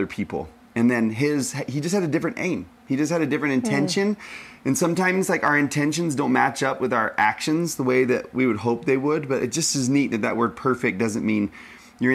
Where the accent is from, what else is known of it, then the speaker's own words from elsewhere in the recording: Texas, United States; I'm from Texas